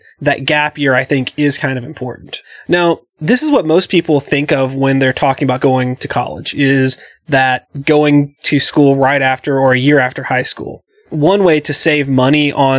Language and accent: English; the South, United States; growing up in the South